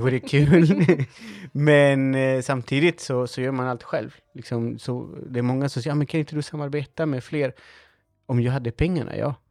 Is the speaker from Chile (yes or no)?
yes; Chile; now in Sweden; det var här jag växte upp